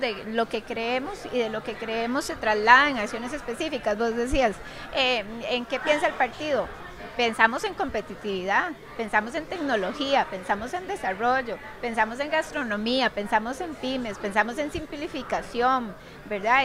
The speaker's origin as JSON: {"language": "Spanish", "country": "Costa Rica", "said": "nosotros como costarricenses"}